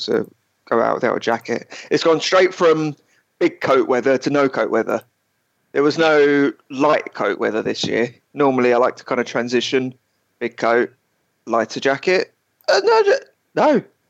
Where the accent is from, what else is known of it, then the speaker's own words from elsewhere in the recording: England, United Kingdom; I'm English